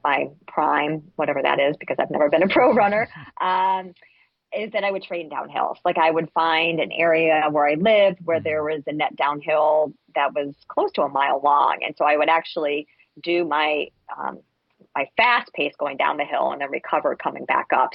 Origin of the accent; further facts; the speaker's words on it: Massachusetts, United States; I'm actually from Massachusetts. That's where my parents are from